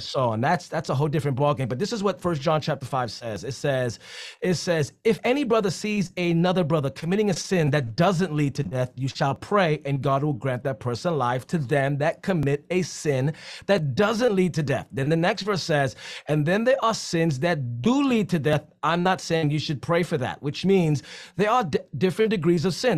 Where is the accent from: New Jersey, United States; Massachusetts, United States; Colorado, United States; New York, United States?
New York, United States; New York City; I'm from the Bronx